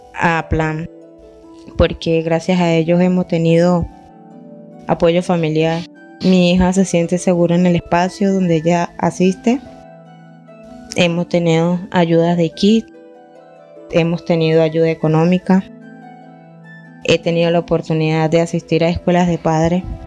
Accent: Venezuela; now in Colombia; tengo 28 años y vengo de Venezuela

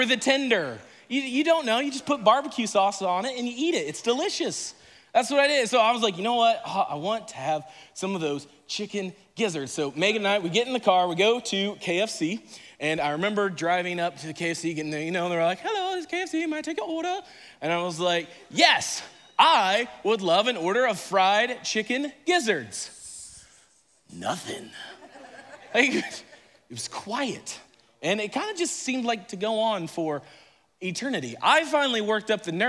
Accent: Indiana, United States; moved away as an adult; now in Florida, United States; I grew up in Indiana

